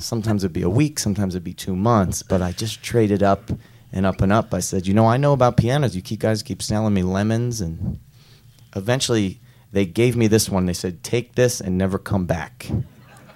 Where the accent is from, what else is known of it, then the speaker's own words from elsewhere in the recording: Philadelphia, Pennsylvania, United States; We're from Philadelphia